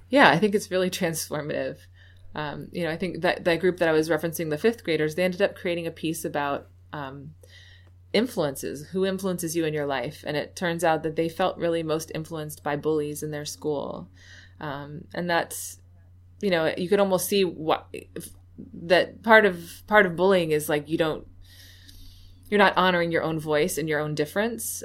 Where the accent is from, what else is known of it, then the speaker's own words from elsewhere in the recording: New York City, New York, United States; now in Baltimore, United States; lived in a very white area in upstate New York, though I was from Manhattan